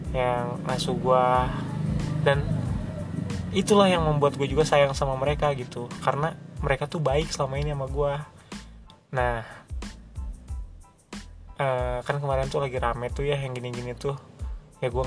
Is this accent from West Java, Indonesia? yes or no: yes; Bogor, West Java, Indonesia; also born or lived in Bekasi; gue lahir di Bekasi cuma 40 hari di sana dan gue semenjak 40 hari itu di Bogor gitu dan hitungannya udah orang Bogor dong 20 tahun men seumur hidup gue di Bogor